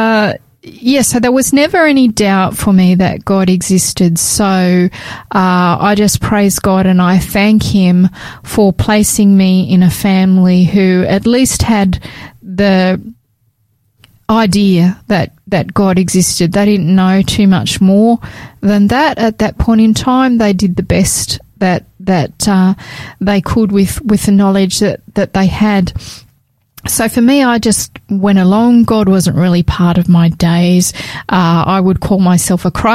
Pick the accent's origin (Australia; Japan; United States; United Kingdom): Australia; New South Wales; I was born in Australia, in New South Wales, to parents who what would I say, that they were nominal Catholics